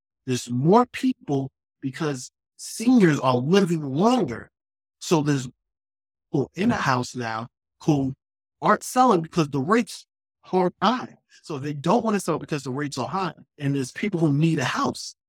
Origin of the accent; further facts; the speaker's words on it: New York City, New York, United States; I'm from Queens. I'm from New York. And on my first day of school, going into high school in Queens